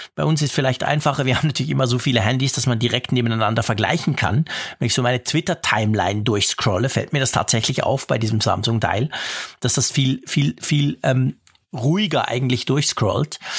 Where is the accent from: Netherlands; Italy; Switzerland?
Switzerland; ich als Schweizer